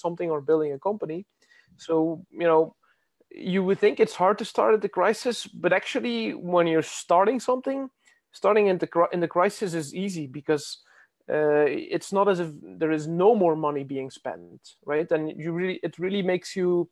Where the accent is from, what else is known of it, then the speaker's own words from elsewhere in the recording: Belgium; I'm from Belgium